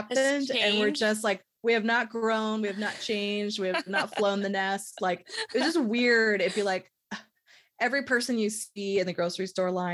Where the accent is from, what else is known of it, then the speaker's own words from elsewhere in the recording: San Francisco, California, United States; moved away as an adult; also born or lived in Pacifica, California; now in Salt Lake City, United States; I grew up in San Francisco